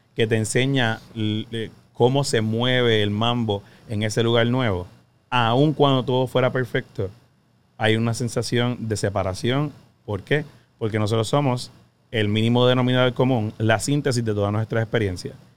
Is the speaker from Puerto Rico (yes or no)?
yes; Puerto Rico; Somos boricua